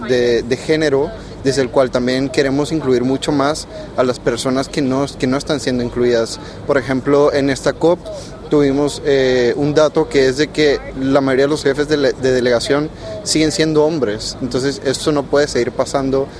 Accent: Panama; soy de Panamá

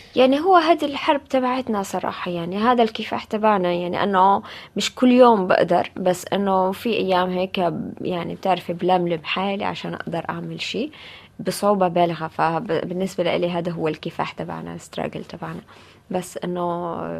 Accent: Gaza, Gaza Strip, Palestine; moved away as an adult; now in Paris, France; وفي مدينتي غزة

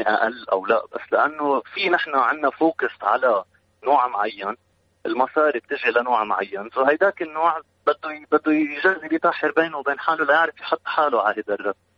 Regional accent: Lebanon; انا جنيت كلبناني

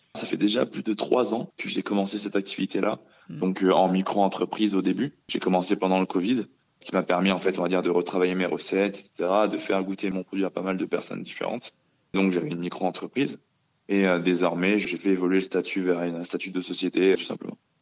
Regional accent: Grenoble, Auvergne-Rhône-Alpes, France; also born or lived in Benin; Je suis basé à Grenoble, euh, là où j'ai grandi depuis euh, mon plus jeune âge, mais euh, je suis né au Bénin

